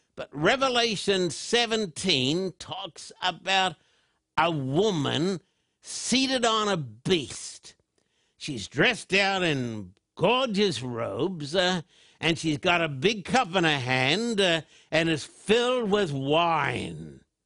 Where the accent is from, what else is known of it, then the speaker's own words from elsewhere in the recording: Australia; when I was just a boy growing up in Australia